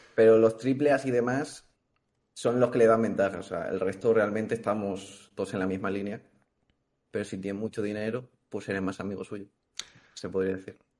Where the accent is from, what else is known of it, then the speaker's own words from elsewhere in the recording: Valencia, Valencian Community, Spain; soy de Valencia